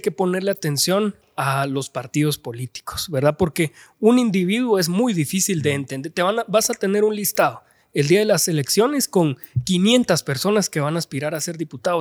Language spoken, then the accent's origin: Spanish; Guatemala City, Guatemala Department, Guatemala; toda mi vida he vivido en la zona 5 de la ciudad de Guatemala